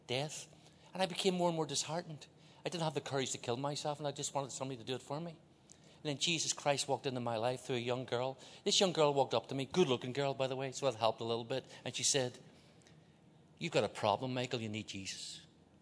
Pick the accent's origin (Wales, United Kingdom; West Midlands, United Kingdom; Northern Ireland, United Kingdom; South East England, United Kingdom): Northern Ireland, United Kingdom; Belfast; moved away; I grew up in Northern Ireland, Belfast. That's why I talk like this.